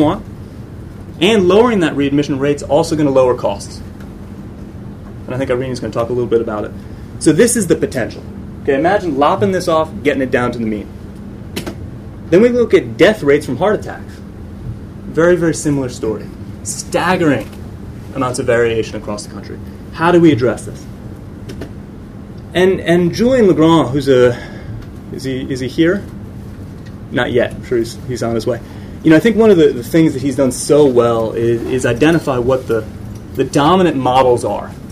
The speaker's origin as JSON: {"language": "English", "country": "United States", "moved": "yes", "lives_now": "London, United Kingdom", "said": "I'm an American economist living in London"}